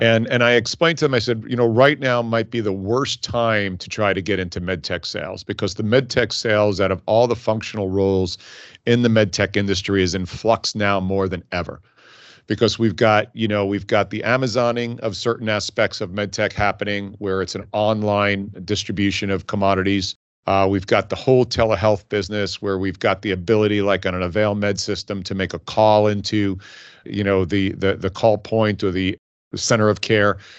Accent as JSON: {"language": "English", "town": "Hicksville", "region": "New York", "country": "United States", "tie": "born or raised there", "also_born_or_lived": "Dayton, Ohio", "moved": "as an adult", "said": "I grew up on Long Island in a town, believe it or not, called Hicksville."}